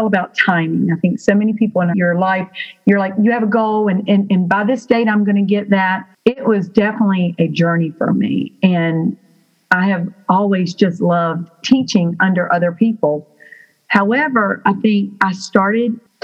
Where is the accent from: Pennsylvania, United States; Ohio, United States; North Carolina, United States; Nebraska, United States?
North Carolina, United States; Burlington; I am from Burlington, North Carolina.